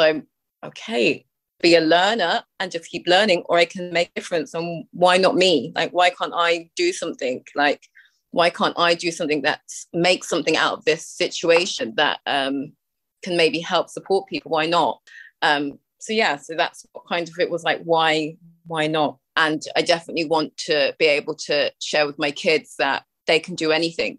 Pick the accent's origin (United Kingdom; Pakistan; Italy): United Kingdom; now in Ireland; because I'm from the UK, obviously, by my accent